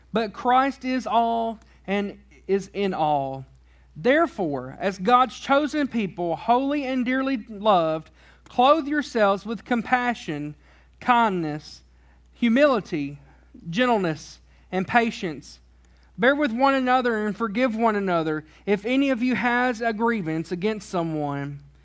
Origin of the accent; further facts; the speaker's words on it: Tennessee, United States; I grew up in Tennessee